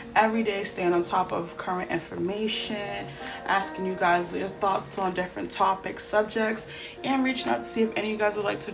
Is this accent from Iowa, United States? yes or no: no; Boston, Massachusetts, United States; I was born and raised in Boston. I'm 34. I'm a mom.